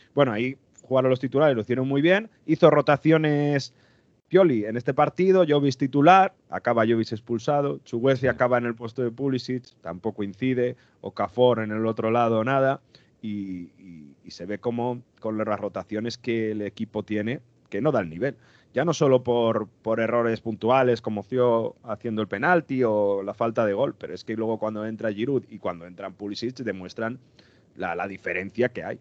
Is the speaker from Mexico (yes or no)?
no; northern Italy, Italy; moved away; soy del norte de Italia